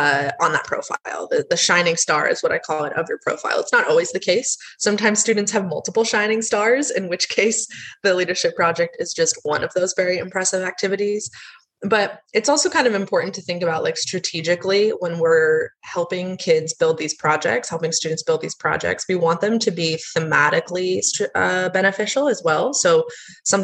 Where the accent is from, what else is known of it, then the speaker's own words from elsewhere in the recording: United States; I am from the States, which you can probably tell from my accent